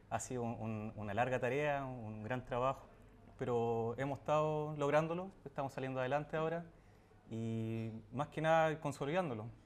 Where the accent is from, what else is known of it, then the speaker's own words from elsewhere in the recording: Colina, Santiago Metropolitan Region, Chile; Toda la vida viví en Colina, mi familia vive allá, así que es eh, mi nicho y de ahí yo no me voy.